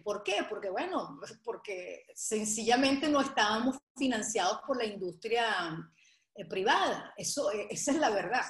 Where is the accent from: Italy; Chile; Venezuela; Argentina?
Venezuela; moved away as an adult; also born or lived in Portugal / Nantes, France / Madrid, Spain; now in Weston, United States; nací en Venezuela, a los tres años me fui a Portugal, nos fuimos a Portugal, y luego a los diez años regreso a Venezuela